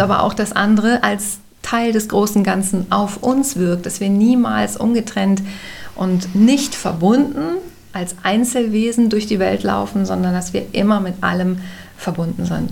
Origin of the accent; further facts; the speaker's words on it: Bergisches Land, North Rhine-Westphalia, Germany; ich bin aufgewachsen im Wald